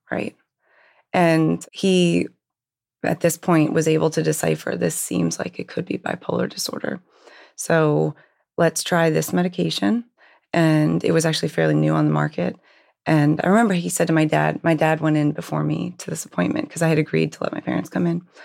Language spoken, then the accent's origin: English; Hershey, Pennsylvania, United States; I actually grew up in Hershey, Pennsylvania.